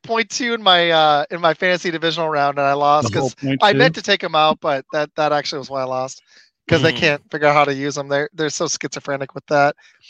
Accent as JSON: {"language": "English", "region": "Michigan", "country": "United States", "said": "I'm a Michigan guy. I'm from Michigan."}